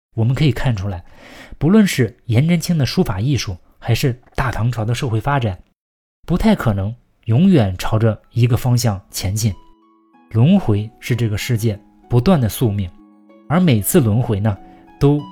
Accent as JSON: {"language": "Chinese", "country": "China", "said": "我们中国人"}